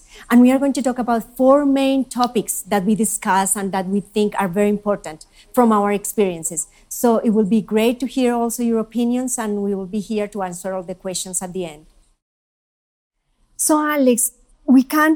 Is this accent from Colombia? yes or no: yes; Colombia; now in United States; I'm Colombian.